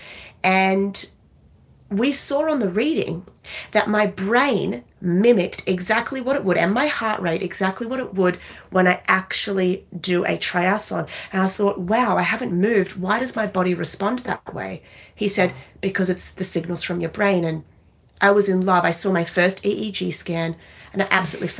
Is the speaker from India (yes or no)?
no; Australia; now in New York City, United States; I'm Australian. I live in New York City now